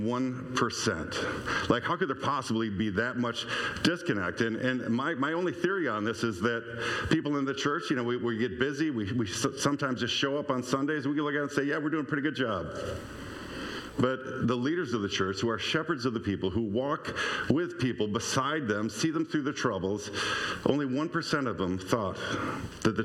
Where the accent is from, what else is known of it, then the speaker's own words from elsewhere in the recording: Stoughton, Wisconsin, United States; moved away as an adult; I grew up in Lakeview in Stoughton, and even when I went into my 20s and moved away